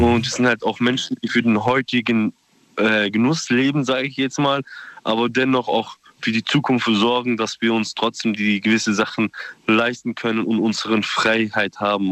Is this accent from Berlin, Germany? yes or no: no; Gosbach, Baden-Württemberg, Germany; ich komme aus Gosbach.